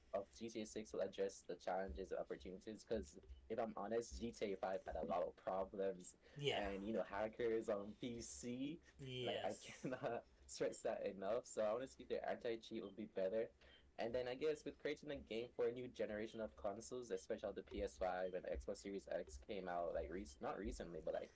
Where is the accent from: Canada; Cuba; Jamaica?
Jamaica; Like, because I'm Jamaican, I'm all the way in Jamaica.